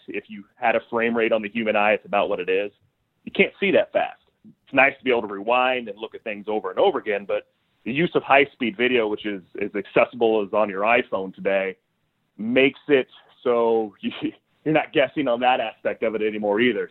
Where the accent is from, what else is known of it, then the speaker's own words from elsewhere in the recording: Southern Illinois, United States; growing up in Southern Illinois